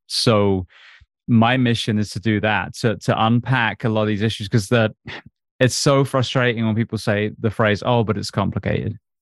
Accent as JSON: {"language": "English", "region": "England", "country": "United Kingdom", "tie": "born or raised there", "said": "I grew up on a farm in England."}